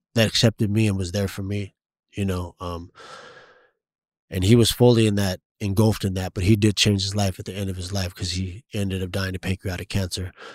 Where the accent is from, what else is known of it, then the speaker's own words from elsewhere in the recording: San Diego, California, United States; also born or lived in East County, San Diego; I was born in the Logan Heights area, grew up in, uh, Lomas, Golden Hills area, which is right up, up the street, twenty-sixth, twenty-fifth, um, southeast San Diego